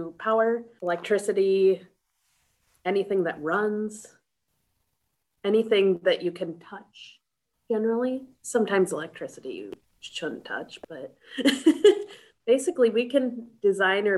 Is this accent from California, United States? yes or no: no; Twin Cities, Minnesota, United States; moved away as an adult; also born or lived in Fargo, North Dakota; I grew up near the Twin Cities, Minnesota, just in the suburb outside the Twin Cities